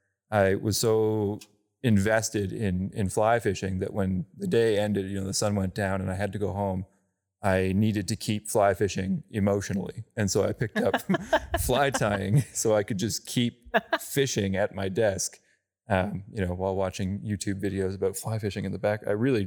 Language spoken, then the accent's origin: English; Shubenacadie, Nova Scotia, Canada; Anyway, I grew up in Shubenacadie, very small town on the Shubenacadie River, which is a Bay of Fundy tidal river.